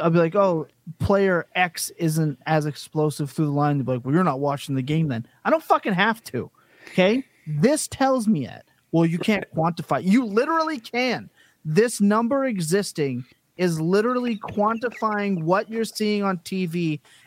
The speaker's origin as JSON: {"language": "English", "country": "Canada", "said": "as a Canadian"}